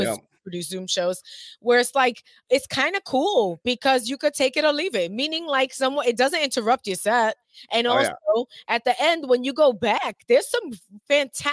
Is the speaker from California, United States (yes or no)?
no; New York City, New York, United States; moved away; also born or lived in Pennsylvania; I'm from Brooklyn, if you can't tell from my hackneyed use of the English language